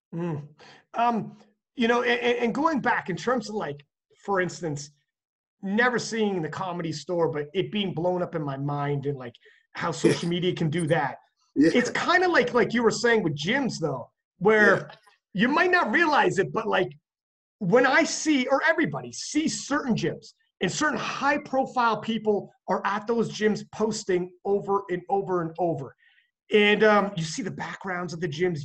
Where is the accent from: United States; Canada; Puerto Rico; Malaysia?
Canada; I'm from Canada